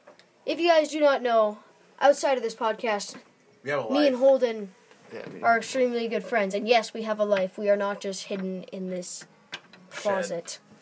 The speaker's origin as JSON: {"language": "English", "region": "England", "country": "United Kingdom", "tie": "born or raised there", "said": "because in my hometown of England. They play a game called shin kicking."}